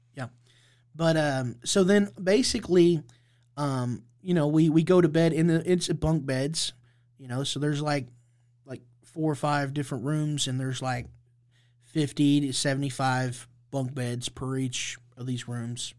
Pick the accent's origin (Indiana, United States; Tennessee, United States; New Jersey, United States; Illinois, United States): Indiana, United States; Indianapolis; I, I grew up here in Indianapolis, Indiana